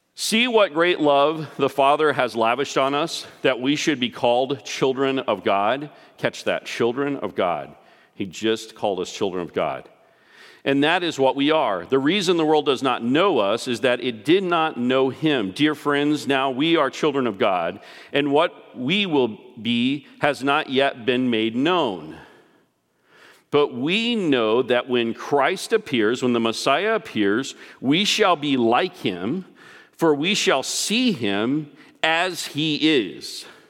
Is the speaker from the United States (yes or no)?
yes; Texas, United States; I grew up in Texas